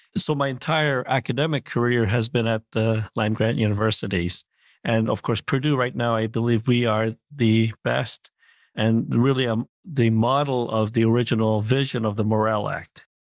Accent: Montreal, Quebec, Canada; also born or lived in Korea; I was born in Korea, but at a le-, young age, uh, age seven, I, uh, immigrated to Montreal, Canada.

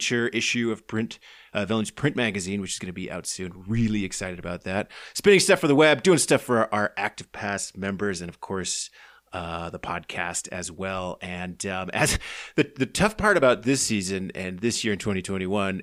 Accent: United States; as an American

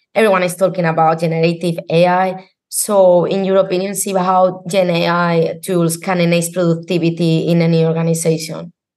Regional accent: Spain; I'm from Spain

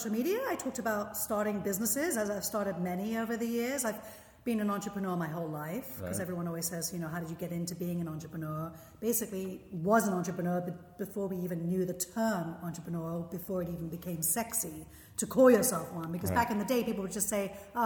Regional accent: London, United Kingdom; moved away as an adult; also born or lived in Philadelphia / Israel; now in United States; I'm from London, England

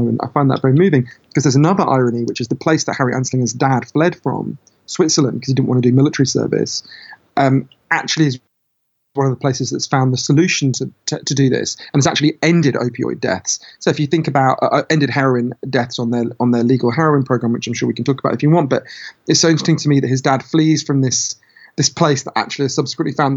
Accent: United Kingdom; my home country, Britain

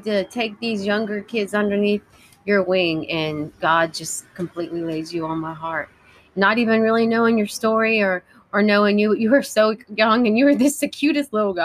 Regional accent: Columbus, Ohio, United States; I grew up in Columbus, Ohio, in a very godly Christian home.

